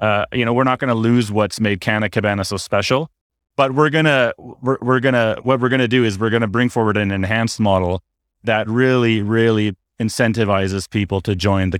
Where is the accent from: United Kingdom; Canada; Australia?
Canada; So as a Canadian, I felt the need to quote the greatest hockey player in history.